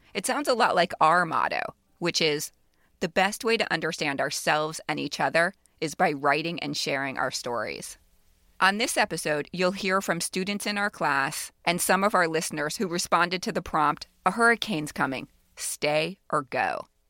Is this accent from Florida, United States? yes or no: yes; Miami, Florida, United States; I grew up in Miami